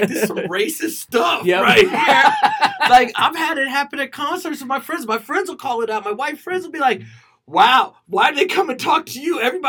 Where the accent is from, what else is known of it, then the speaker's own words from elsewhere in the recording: the South, United States; moved away; I'm from the South